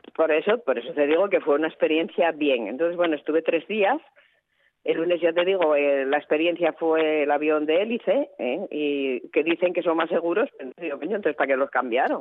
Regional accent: Asturias, Spain; cuando salimos de Asturias

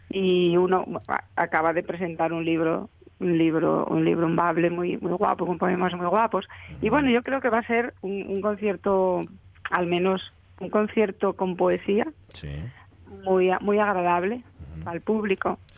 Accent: Asturias, Spain; me siento muy orgullosa de, asturiana y de mm. nuestro folclore

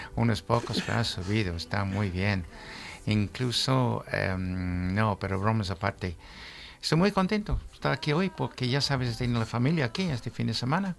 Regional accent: England, United Kingdom; Spanish is a second language; now in Spain; Soy un inglés serio

